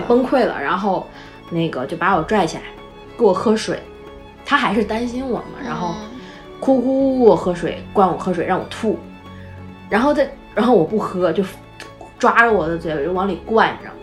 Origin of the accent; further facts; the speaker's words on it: Northeast China, China; 我们家就是东北嘛